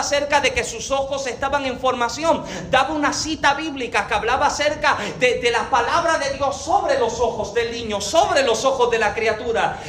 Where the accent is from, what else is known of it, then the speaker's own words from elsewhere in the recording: Puerto Rico; yo, soy boricua